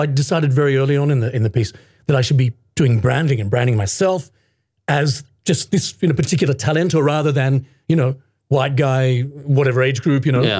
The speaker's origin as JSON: {"language": "English", "town": "Sydney", "region": "New South Wales", "country": "Australia", "tie": "born or raised there", "moved": "as an adult", "lives_now": "Japan", "said": "I was born in Sydney in Australia."}